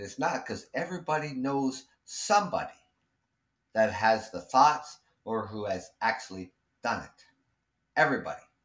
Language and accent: English; Canada; I'm Canadian